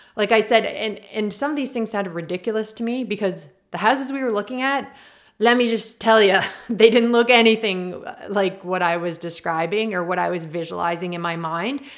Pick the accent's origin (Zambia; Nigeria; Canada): Canada; Prince Edward Island; I'm from Prince Edward Island and we're known for our potatoes